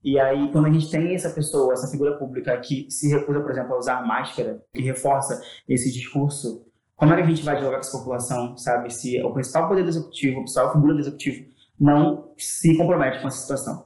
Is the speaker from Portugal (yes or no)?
no; Rio de Janeiro, Brazil; Eu sou de Palmares